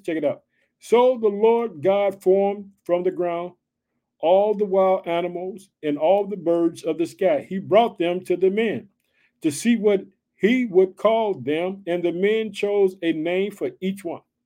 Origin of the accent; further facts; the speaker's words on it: Illinois, United States; also born or lived in Chicago; Illinois, which is my home state, but I live in the city of Chicago